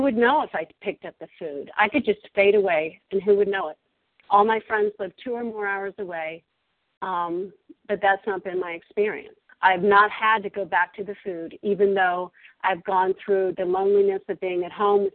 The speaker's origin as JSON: {"language": "English", "region": "Virginia", "country": "United States", "also_born_or_lived": "Colorado", "moved": "as an adult", "said": "I'm originally from Virginia, where I am now"}